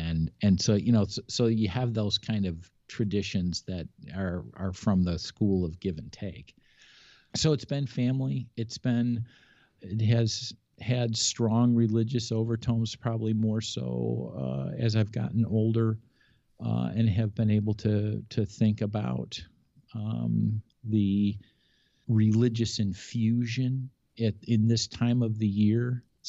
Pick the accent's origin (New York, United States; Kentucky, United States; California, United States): New York, United States; Buffalo; I was born and raised in Buffalo. And so we had a ton of family in Buffalo.